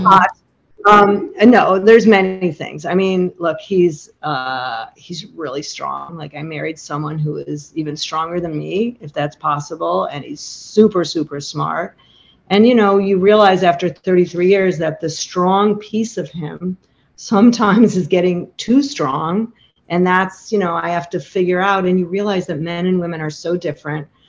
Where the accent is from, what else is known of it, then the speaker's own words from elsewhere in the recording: Chicago, Illinois, United States; moved away as an adult; now in Montclair, United States; it's where I raised my family. I'm from Chicago